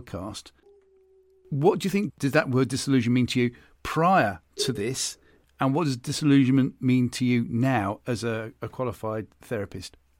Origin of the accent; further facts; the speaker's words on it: United Kingdom; accent: British; being a Brit, as you can tell by my accent